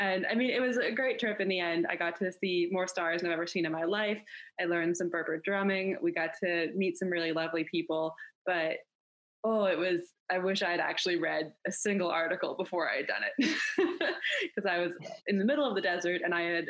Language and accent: English; Canada; I grew up in Canada.